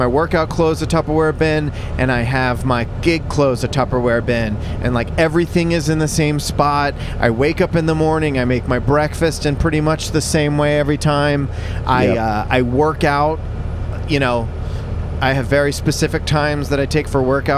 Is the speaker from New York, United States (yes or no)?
no; Philadelphia, Pennsylvania, United States; I'm from Philly